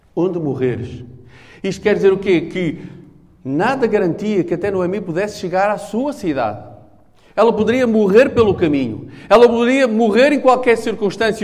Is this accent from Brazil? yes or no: no; Portugal; eu sou português